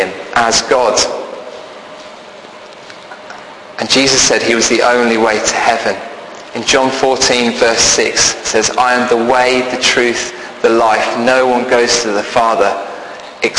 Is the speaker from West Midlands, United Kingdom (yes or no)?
yes; Birmingham, West Midlands, United Kingdom; accent: Brummie; I'm from Birmingham, so I can do this in a Brummie voice.